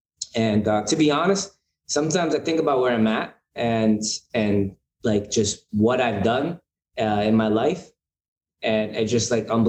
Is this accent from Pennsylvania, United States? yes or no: yes; Pennsylvania, United States; moved away as an adult; also born or lived in Bronx, New York; now in New York, United States; So I was born in the Bronx. I lived in New York till I was like 5 or 6. I can't really remember. And then I moved to Pennsylvania during like that time, around 6 years old to like I was about 18 or 19.